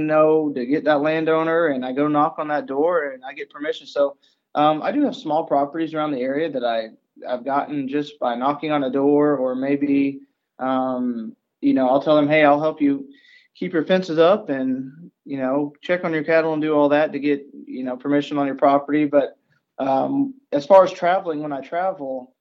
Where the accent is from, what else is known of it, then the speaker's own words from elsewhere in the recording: Arkansas, United States; now in Missouri, United States; now I live in Missouri. I was originally from Arkansas